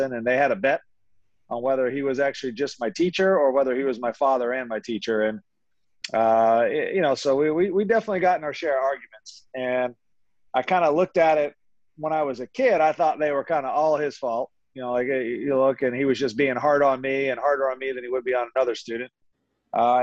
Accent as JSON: {"language": "English", "town": "Philadelphia", "region": "Pennsylvania", "country": "United States", "tie": "born or raised there", "said": "I grew up in the Philadelphia area, knew some great teachers in Philly"}